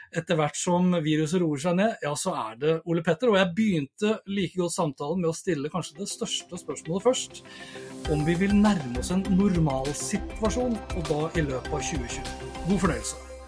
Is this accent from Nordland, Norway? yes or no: no; Sandefjord, Vestfold, Norway; moved away; jeg er jo opprinnelig fra Sandefjord